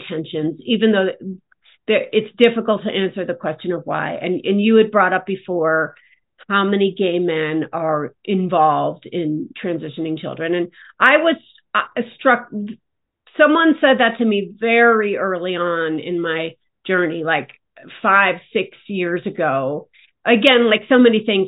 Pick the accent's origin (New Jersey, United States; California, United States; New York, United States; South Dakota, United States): New York, United States; as a New Yorker